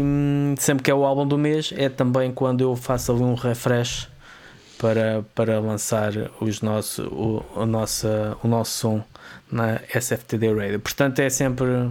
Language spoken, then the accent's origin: Portuguese; Vila Franca de Xira, Lisbon, Portugal; da zona de onde eu sou oriundo. Um, mais concretamente de Loucos